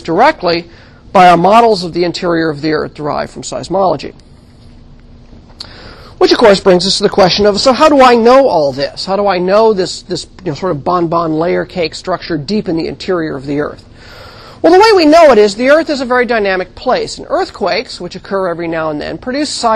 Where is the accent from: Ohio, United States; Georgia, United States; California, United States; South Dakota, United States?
California, United States; I grew up in California